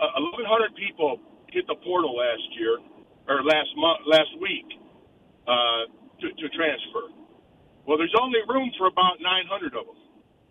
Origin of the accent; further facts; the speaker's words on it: Michigan, United States; now in Florence, United States; Now, I'm from Michigan.